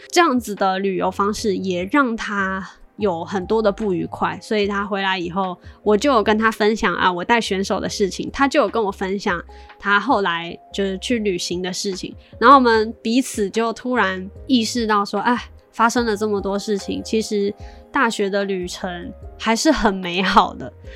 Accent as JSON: {"language": "Chinese", "country": "China", "tie": "born or raised there", "said": "像我从小算是在大陆长大的嘛"}